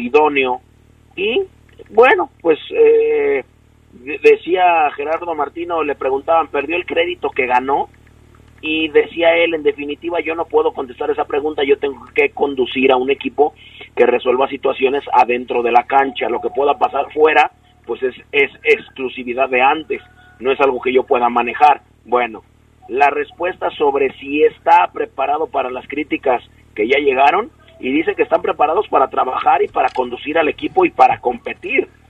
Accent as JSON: {"language": "Spanish", "country": "Mexico", "said": "somos mexicanos"}